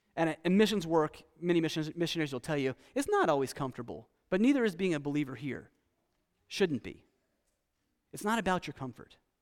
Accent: United States; also born or lived in Costa Rica; as an American

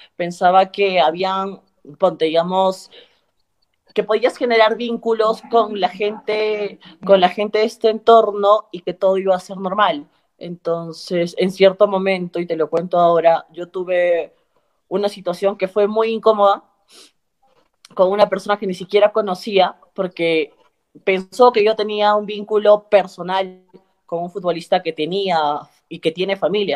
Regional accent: Cusco, Peru; yo soy cusqueña

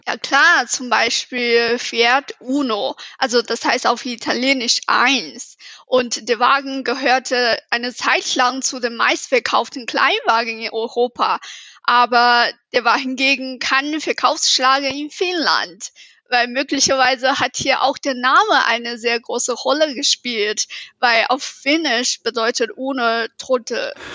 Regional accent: China; German is a second language; moved away as an adult; now in Munich, Germany; ich komme aus China

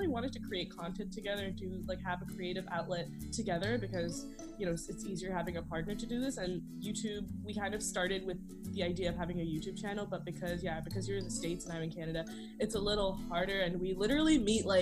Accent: Chennai, Tamil Nadu, India; we're actually both from the same city. We're both from Chennai

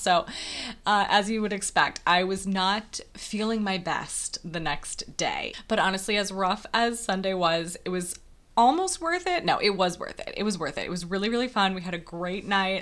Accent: Wisconsin, United States; moved away; I grew up in a very, very small town in Wisconsin

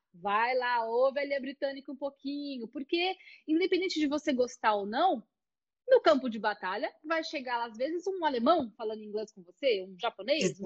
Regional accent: Brazil; eu tenho o meu sotaque, né? eu sou brasileira

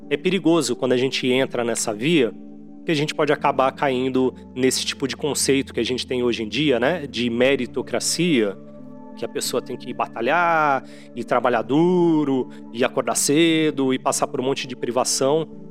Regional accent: Santos, São Paulo, Brazil; lá em Santos, que eu considero minha cidade natal, embora eu não tenha nascido lá.

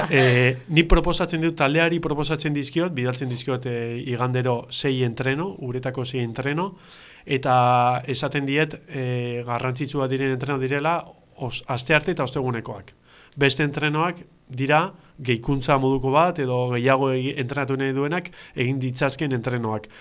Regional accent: Getxo, Basque Country, Spain; getxotarra naiz

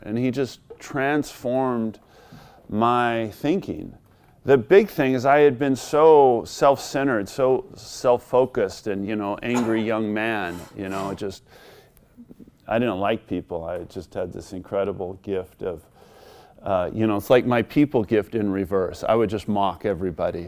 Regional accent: Southern California, United States; I grew up in Southern California

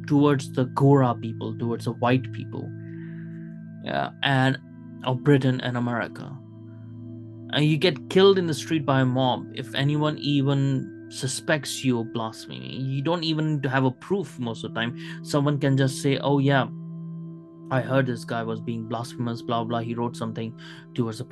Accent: Pakistan; also born or lived in Kuwait; now in United Kingdom; I was born in Kuwait, as you guys know, but I've lived in Pakistan for 10 years

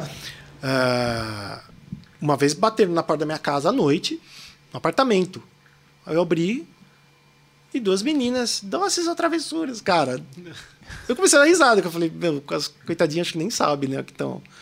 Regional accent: Mogi das Cruzes, São Paulo, Brazil; accent: paulista; also born or lived in São Caetano do Sul; now in São Paulo, Brazil; sou nascido em São Caetano do Sul, fui, cresci a minha infância inteira em Mogi das Cruzes

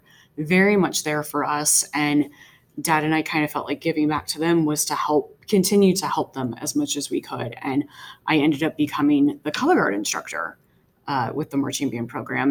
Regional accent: Woodbridge, Virginia, United States; I actually grew up not too far away from Manassas Park in Woodbridge

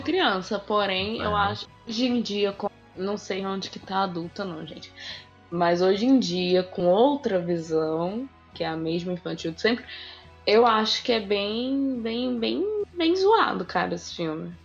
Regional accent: Rio de Janeiro, Brazil; eu sou carioca

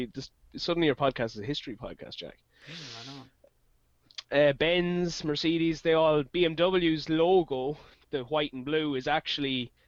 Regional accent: Meath, Leinster, Ireland; I'm from Mead

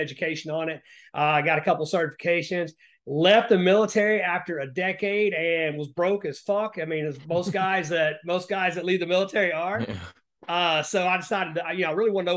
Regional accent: Appalachia, United States; moved away as an adult; I grew up in Appalachia, well, the poorest parts of the country

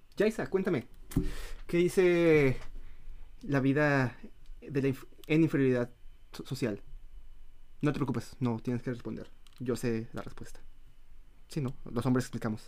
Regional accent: Mexico; moved away; siendo mexicanos

